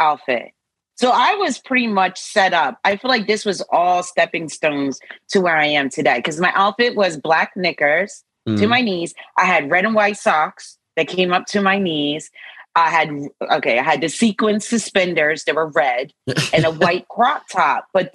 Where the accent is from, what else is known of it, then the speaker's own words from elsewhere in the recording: New Jersey, United States; also born or lived in Philadelphia; Born and raised in New Jersey